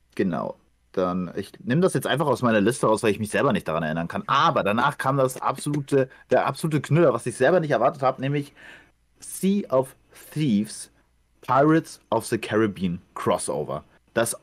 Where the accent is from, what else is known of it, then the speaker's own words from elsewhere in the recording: Ukraine; moved away; dass ich das mein Heimatland ist